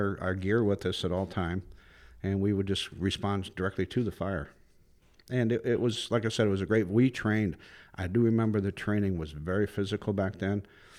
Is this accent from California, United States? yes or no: no; Ohio, United States; moved away as an adult; now in Florida, United States; I'm actually from Northeast Ohio, but I moved down here when I was 18 years old